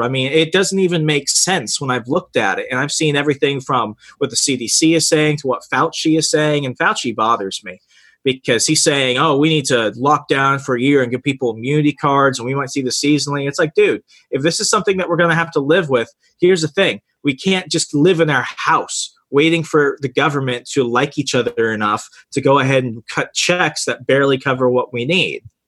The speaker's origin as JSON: {"language": "English", "region": "Arizona", "country": "United States", "tie": "born or raised there", "moved": "yes", "said": "200,000 people is the population of my hometown in Arizona."}